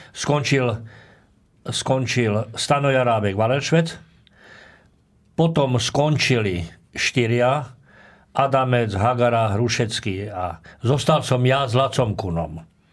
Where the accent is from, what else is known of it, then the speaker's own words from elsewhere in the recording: Trnava, Trnava Region, Slovakia; also born or lived in Handlová; ja som rodák z Trnavy, keď som mal 6 rokov, tak rodičia, otec, e, otec išiel robiť vychovávateľa do Banického učilišta Handlová